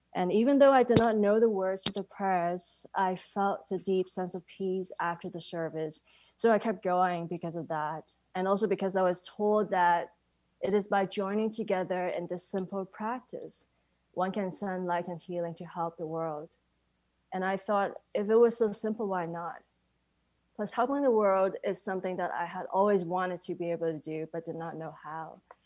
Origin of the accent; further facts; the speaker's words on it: Hong Kong; growing up in Hong Kong with my mom being a devout Buddhist